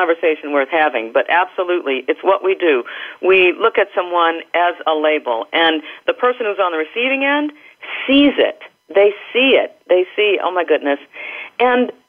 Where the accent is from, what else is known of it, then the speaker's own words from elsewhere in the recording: United States; I've spent my life in the United States